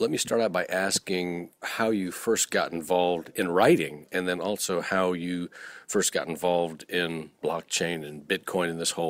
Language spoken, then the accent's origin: English; United States; Of course, I'm an American